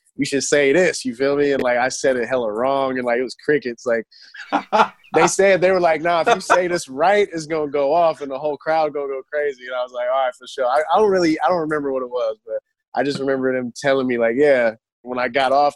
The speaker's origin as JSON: {"language": "English", "town": "Oakland", "region": "California", "country": "United States", "tie": "born or raised there", "said": "I'm from Oakland, California, born and raised"}